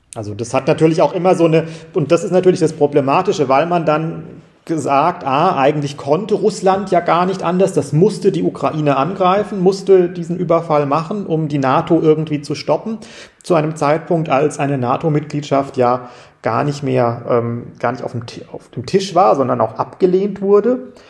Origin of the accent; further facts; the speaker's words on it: Freiburg, Baden-Württemberg, Germany; wir als Freiburger